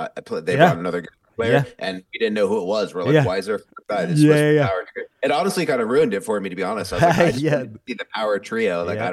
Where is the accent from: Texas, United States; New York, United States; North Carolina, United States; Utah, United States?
New York, United States; moved away; I'm a New Yorker originally.